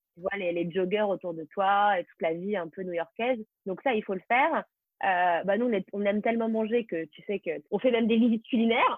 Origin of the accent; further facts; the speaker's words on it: France; moved away as an adult; now in New York, United States; je suis française avant tout